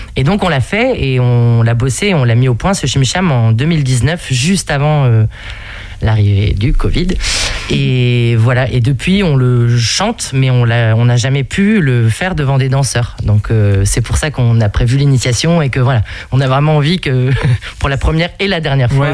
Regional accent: the Nord, Hauts-de-France, France; on vient du Nord toutes les deux

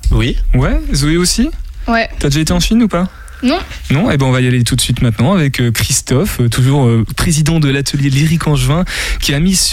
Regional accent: Marseille, Provence-Alpes-Côte d'Azur, France; born there; Euh, parce que je suis né à Marseille.

